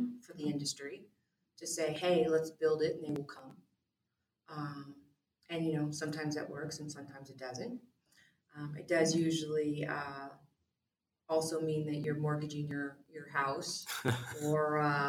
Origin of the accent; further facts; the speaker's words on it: California, United States; also born or lived in Newport Beach, California; I grew up in the high desert in an area where, you know, there wasn't a lot of industry there